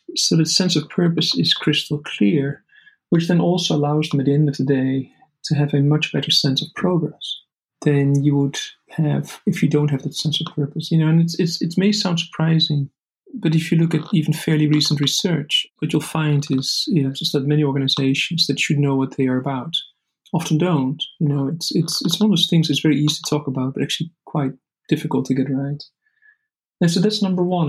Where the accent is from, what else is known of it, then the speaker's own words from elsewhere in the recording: Netherlands; the Netherlands, you know, which is my home country